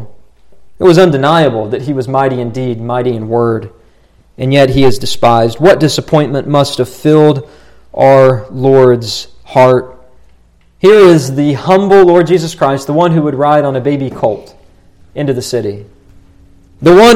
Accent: Morgantown, West Virginia, United States; moved away; the town I grew up in, Morgantown, West Virginia

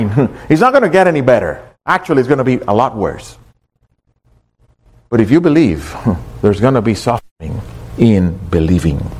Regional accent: Miami, Florida, United States; I wish you would see people over in other places when you tell them, I come from Miami.

